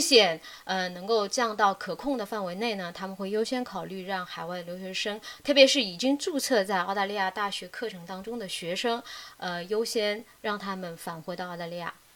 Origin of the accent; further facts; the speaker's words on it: Wuhan, Hubei, China; moved away as an adult; now in Melbourne, Australia; 因为我从小到大是在武汉长大的嘛，也在大，武汉，呃，读了嗯。大学